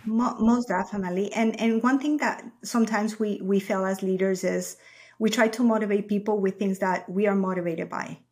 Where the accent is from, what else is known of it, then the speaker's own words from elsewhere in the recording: Ecuador; moved away as an adult; now in United States; I'm born and raised in Ecuador